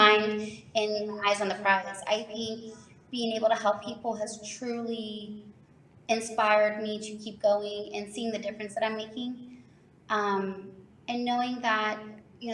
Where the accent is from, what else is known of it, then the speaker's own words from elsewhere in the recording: Central Florida, United States; I am born and raised in Central Florida